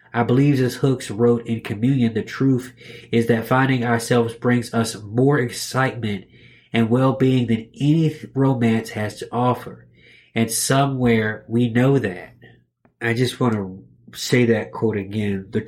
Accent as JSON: {"language": "English", "region": "Arkansas", "country": "United States", "tie": "born or raised there", "said": "Growing up in Arkansas, I struggled to find writers whose stories reflected the challenges of being a woman in rural America."}